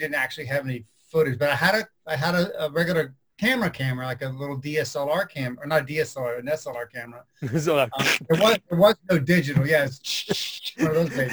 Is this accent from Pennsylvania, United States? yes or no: no; Sarasota, Florida, United States; moved away as an adult; also born or lived in Fort Myers, Florida / Alabama; now in Seattle, United States; I grew up in Sarasota, and then I moved to Fort Myers, and a lot of it happened in Fort Myers. So yeah, I was in Florida up until 2000, I guess, 2001